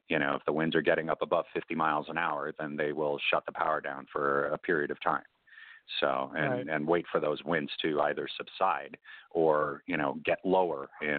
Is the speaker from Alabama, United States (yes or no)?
no; Chicago, Illinois, United States; Yeah, I remember growing up in Chicago, it's about the same time period.